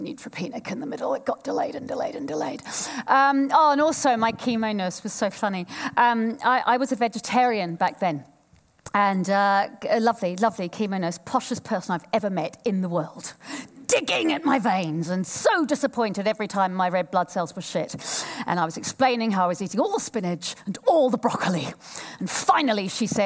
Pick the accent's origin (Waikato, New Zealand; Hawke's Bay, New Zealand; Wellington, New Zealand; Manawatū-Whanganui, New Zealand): Waikato, New Zealand; Tokoroa; moved away; also born or lived in Woolwich, London, United Kingdom; I was born in Woolwich and I grew up in Tokoroa